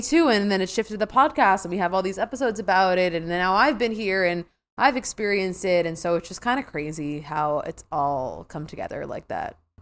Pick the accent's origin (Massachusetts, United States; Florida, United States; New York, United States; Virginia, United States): New York, United States; I'm from New York, so I'm living on Long Island, New York right now.